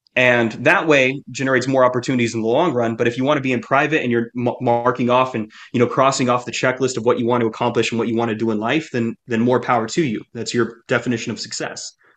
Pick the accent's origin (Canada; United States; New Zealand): United States; I'm American